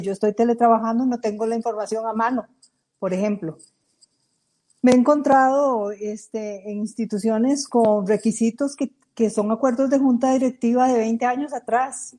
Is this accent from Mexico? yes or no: no; Costa Rica; somos nosotros, los costarricenses